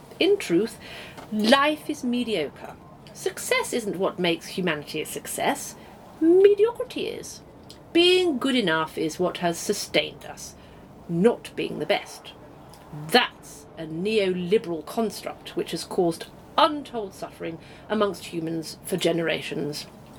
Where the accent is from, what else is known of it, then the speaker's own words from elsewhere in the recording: Slough, South East England, United Kingdom; No, I'm from Slough.